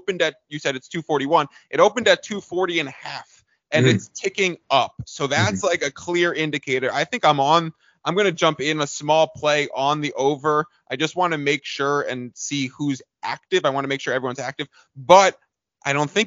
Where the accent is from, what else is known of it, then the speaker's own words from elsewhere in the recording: East Coast, United States; moved away as an adult; now in San Diego, United States; I'm from the East Coast